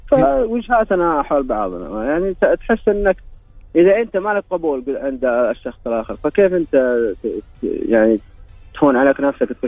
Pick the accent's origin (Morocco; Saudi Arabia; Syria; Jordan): Saudi Arabia; انا نفسي رضيه بس كلكم انا سعودي